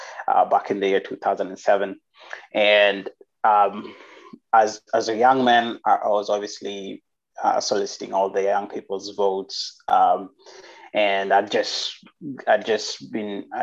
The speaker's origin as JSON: {"language": "English", "region": "Nairobi", "country": "Kenya", "tie": "born or raised there", "also_born_or_lived": "Turkey", "moved": "as an adult", "said": "Place called Kenya. That's where I was born. And I grew up in Nairobi."}